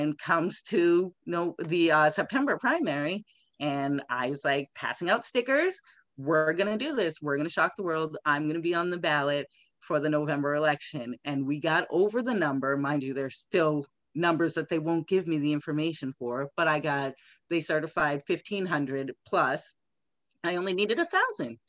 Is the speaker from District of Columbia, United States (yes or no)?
no; Randolph, Massachusetts, United States; my hometown Randolph number three